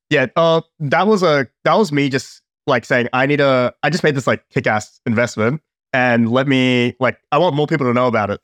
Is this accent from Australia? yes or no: yes; Australia; I'm from Australia